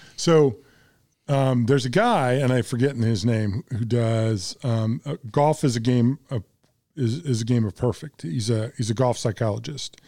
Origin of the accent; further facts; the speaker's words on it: Arkansas, United States; I come from Arkansas.